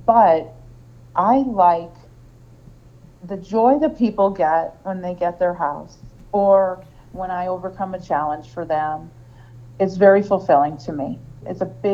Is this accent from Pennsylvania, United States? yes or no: yes; Hazleton, Pennsylvania, United States; moved away as an adult; now in Lehigh Valley, United States; I moved here from northeastern Pennsylvania. I grew up in Hazleton.